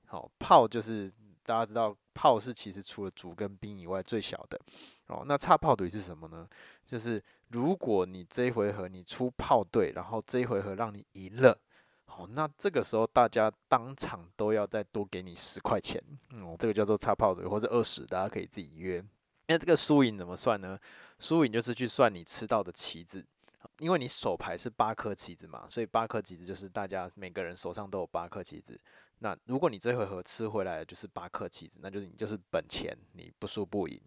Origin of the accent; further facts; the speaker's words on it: Taiwan; 因为我是闽南人，哦，所以我这些东西一开始学习的时候都是台语